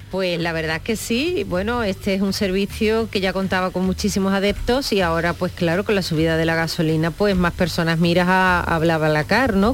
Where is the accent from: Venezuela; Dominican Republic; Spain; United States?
Spain; Cádiz, Andalusia; moved away